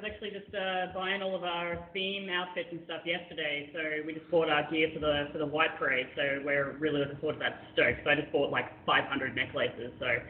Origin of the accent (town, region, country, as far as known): Australia; now in Philippines